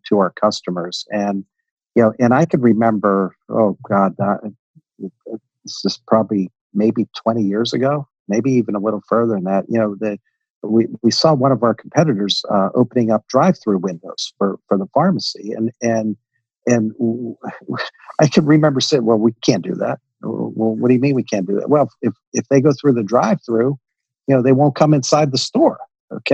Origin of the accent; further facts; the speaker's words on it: Western Pennsylvania, United States; I grew up in Western Pennsylvania